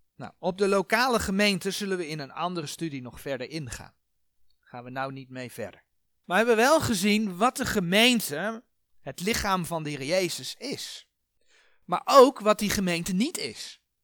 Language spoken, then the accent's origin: Dutch; Netherlands; fysiek zijn wij Nederlanders.